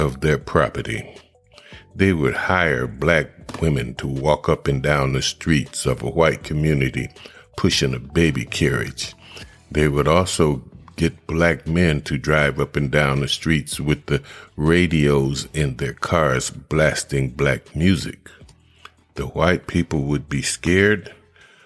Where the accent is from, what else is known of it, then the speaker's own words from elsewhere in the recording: Akron, Ohio, United States; my hometown, which is Akron, Ohio